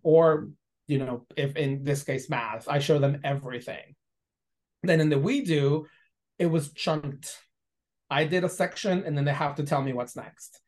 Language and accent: English; Guadalajara, Jalisco, Mexico; English is a second language; moved away as an adult; now in United States; I'm originally from Guadalajara. I came to this country not knowing any English, and when I came to the U.S., I did university you know level because I finished high school in Mexico